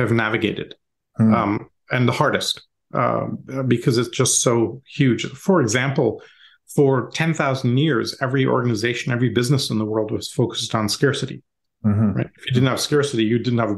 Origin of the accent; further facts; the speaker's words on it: Canada; moved away as an adult; also born or lived in India / Europe; now in United States; Parents emigrated to Canada when I was young, did my schooling and university there.